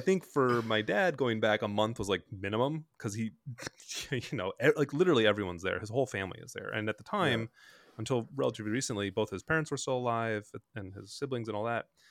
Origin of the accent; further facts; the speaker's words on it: Bloomington, United States; my brothers and I grew up in Bloomington